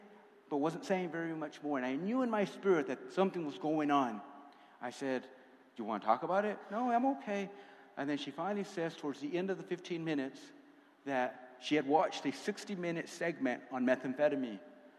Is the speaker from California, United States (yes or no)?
yes; California, United States; when I came out here from California, it was a one-way ticket. I have no family. All my family's in California still to this day.